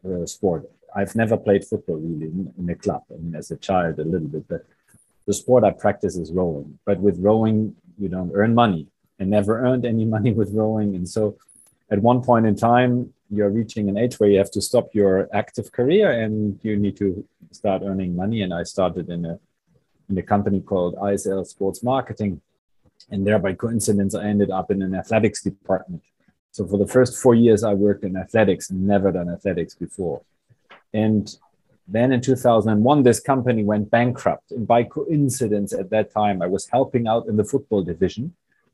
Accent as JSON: {"language": "English", "region": "Bremen", "country": "Germany", "tie": "born or raised there", "said": "where I grew up in Bremen"}